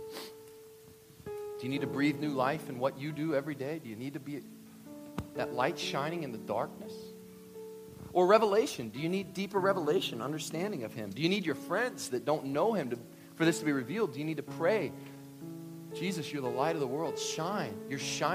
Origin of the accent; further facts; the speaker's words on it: Kentucky, United States; I'm from Kentucky.